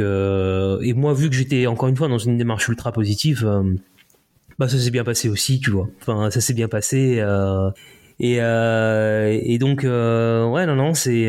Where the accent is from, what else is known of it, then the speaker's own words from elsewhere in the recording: Le Mans, Pays de la Loire, France; also born or lived in Paris / Écommoy / Haiti (ancestry); now in near Nantes, France; je suis français, euh, tu vois, élevé plutôt à la Hein. Quand j'étais euh, au Mans